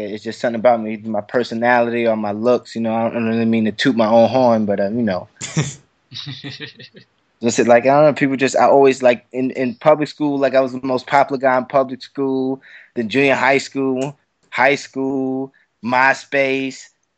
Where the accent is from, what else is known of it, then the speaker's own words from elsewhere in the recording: New York City, New York, United States; Brooklyn, New York, Bed-Stuy to be exact